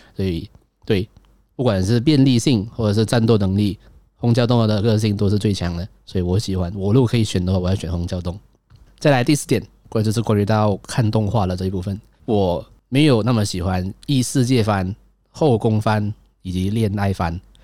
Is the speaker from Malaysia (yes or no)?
yes; Malaysia; 我是一个马来西亚人